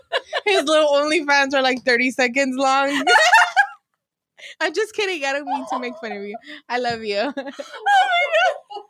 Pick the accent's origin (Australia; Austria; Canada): Canada; British Columbia; I'm from Vancouver Island.